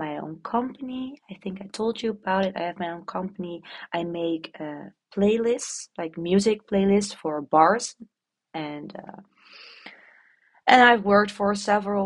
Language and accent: English; Netherlands; accent: Dutch posh; English is a second language; the Dutch poshy accent